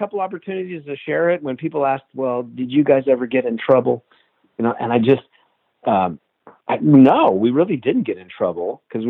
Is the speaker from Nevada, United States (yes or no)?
yes; Reno, Nevada, United States; moved away as an adult; also born or lived in Los Angeles; I grew up in Reno, Nevada, so there's mountains and dirt.